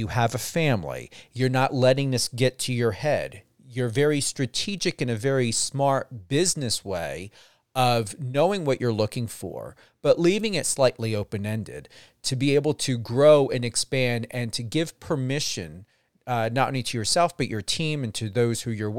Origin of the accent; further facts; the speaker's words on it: Washington, New Jersey, United States; also born or lived in Phillipsburg, New Jersey; I'm from the Phillipsburg area, grew up in Washington, Warren County area.